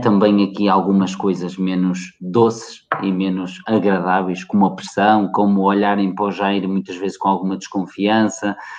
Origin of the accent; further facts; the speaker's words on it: Portugal; portugueses como eu